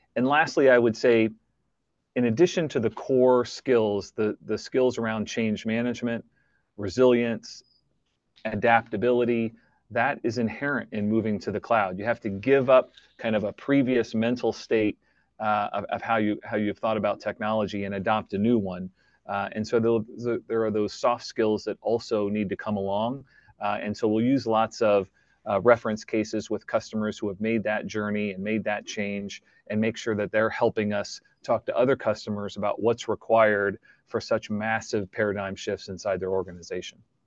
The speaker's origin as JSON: {"language": "English", "country": "United States", "moved": "as an adult", "lives_now": "Canada", "said": "I'm originally American"}